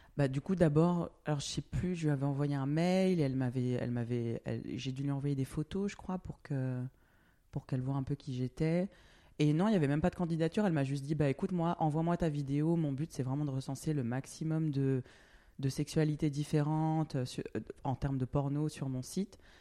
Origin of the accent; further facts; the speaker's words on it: France; moved away as an adult; also born or lived in Australia; now in Berlin, Germany; je suis français, j'ai grandi en France, d'origine euh, Guadeloupe et Réunion.